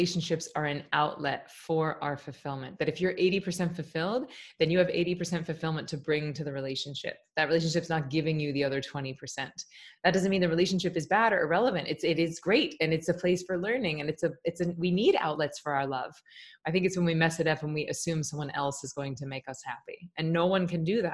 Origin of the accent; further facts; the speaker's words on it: Tallahassee, Florida, United States; also born or lived in New York; I'm from Tallahassee, Florida. I teach in my hometown